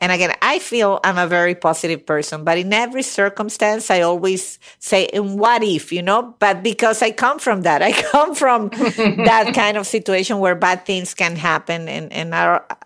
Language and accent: English; Venezuela; now in United States; I was raised in Venezuela where we had coup d'etats